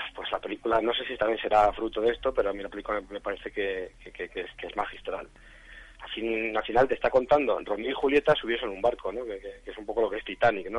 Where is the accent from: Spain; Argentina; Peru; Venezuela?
Spain; Carrizosa, Castilla-La Mancha; moved away; Yo siempre que puedo rodo en Castilla-La Mancha, pues porque es mi tierra